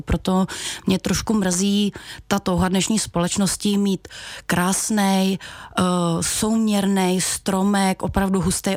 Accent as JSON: {"language": "Czech", "town": "Velké Meziříčí", "region": "Vysočina Region", "country": "Czechia", "said": "pocházím od Velkého Meziříčí"}